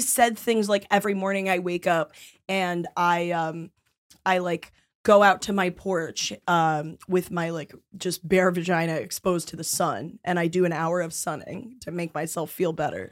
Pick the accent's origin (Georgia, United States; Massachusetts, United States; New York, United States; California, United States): New York, United States; New York City; I'm from around the East Village area